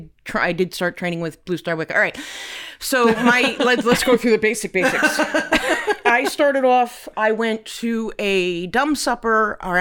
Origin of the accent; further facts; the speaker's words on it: Ireland; I concentrated primarily on the Celtic pantheon because I'm Irish